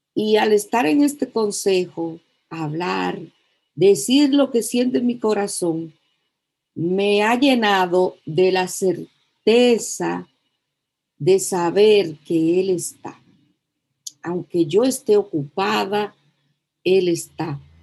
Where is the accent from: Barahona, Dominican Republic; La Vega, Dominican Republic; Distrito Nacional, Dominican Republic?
La Vega, Dominican Republic; soy de La Vega